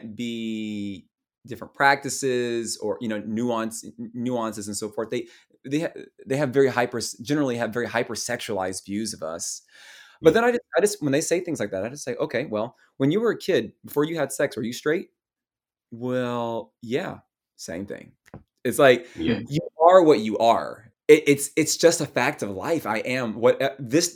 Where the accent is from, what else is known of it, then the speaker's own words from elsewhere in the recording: the South, United States; I'm a Southerner.